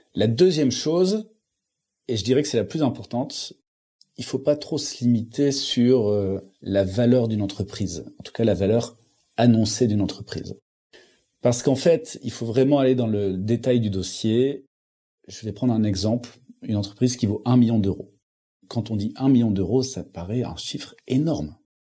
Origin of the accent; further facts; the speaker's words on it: Lille, Hauts-de-France, France; je viens de Lille